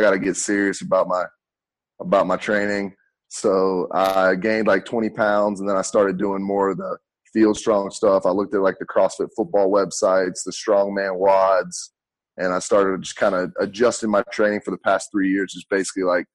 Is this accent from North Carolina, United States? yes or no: yes; Hickory, North Carolina, United States; moved away as an adult; also born or lived in Tennessee; I came from North Carolina, Hickory, North Carolina.